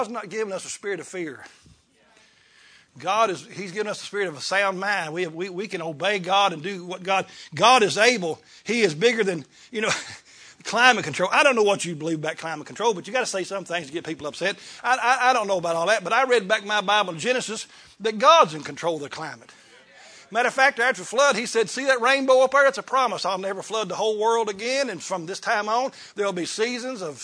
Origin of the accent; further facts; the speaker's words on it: Kentucky, United States; I was raised in Kentucky